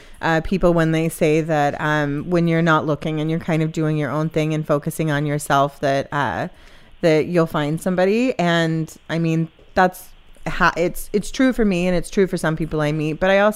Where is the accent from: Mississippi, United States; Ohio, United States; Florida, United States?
Mississippi, United States; moved away; I'm from Mississippi.